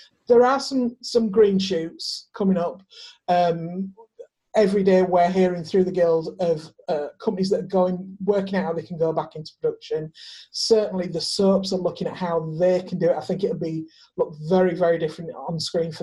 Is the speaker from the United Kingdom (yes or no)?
yes; the north of England, United Kingdom; I'm a Northerner